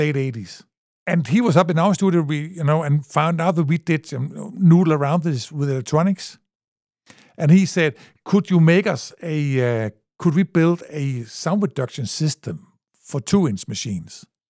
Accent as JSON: {"language": "English", "area": "Grenaa", "region": "Central Denmark Region", "country": "Denmark", "tie": "born or raised there", "second_language": "English", "said": "I'm from, uh, a little town in Denmark"}